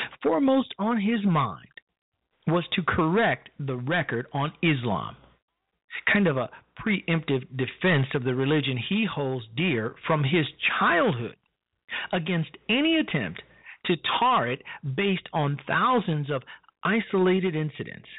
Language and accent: English; Chicago, Illinois, United States; on the south side of my hometown, Chicago, Illinois